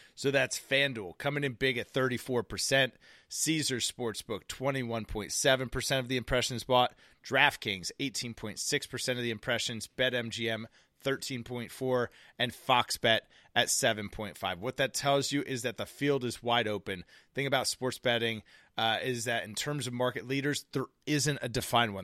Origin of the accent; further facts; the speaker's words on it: United States; As American citizens